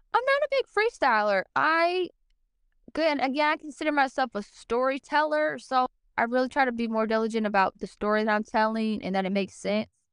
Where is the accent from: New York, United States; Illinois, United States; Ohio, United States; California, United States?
Ohio, United States; Cincinnati; I grew up in Cincinnati, Ohio, born and raised.